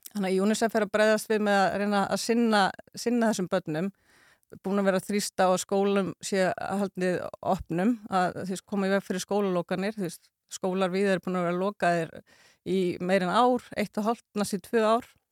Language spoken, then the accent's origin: Icelandic; Reykjavík, Capital Region, Iceland; moved away as an adult; also born or lived in Cambodia / Dublin, Ireland; ég sé alin upp í Vesturbænum.